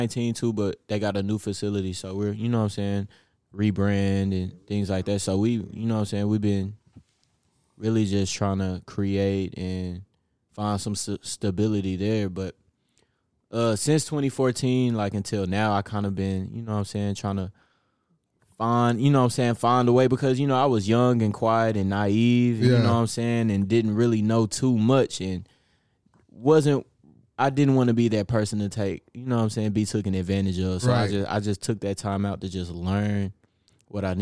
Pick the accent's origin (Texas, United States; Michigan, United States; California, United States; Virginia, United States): Texas, United States; Dallas; also born or lived in Duncanville, Texas; now in Cedar Hill, United States; I grew up mainly in Oak Cliff.